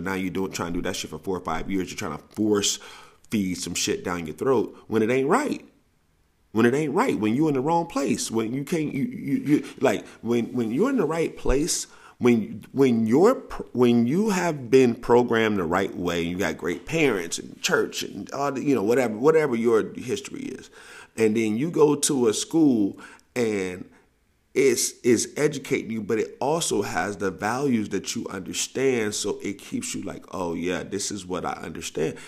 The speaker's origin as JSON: {"language": "English", "region": "the South", "country": "United States", "moved": "yes", "lives_now": "West Coast, United States", "said": "I'm from, I'm from the South"}